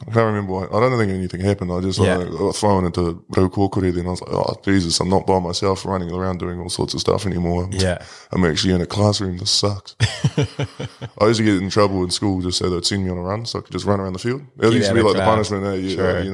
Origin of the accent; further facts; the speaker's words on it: Te Kaha, Bay of Plenty, New Zealand; also born or lived in Whanganui; I grew up in Te Kaha.